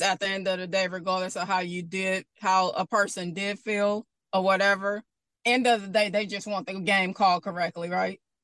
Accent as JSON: {"language": "English", "town": "Bastrop", "region": "Louisiana", "country": "United States", "tie": "born or raised there", "also_born_or_lived": "Baton Rouge", "moved": "yes", "said": "Growing up in Bastrop, Louisiana, North Louisiana, you know, I grew up watching Louisiana Tech"}